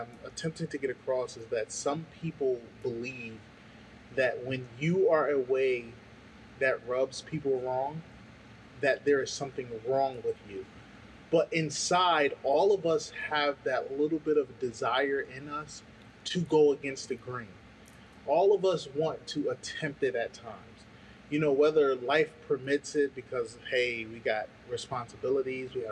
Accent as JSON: {"language": "English", "region": "New Jersey", "country": "United States", "said": "I'm from New Jersey"}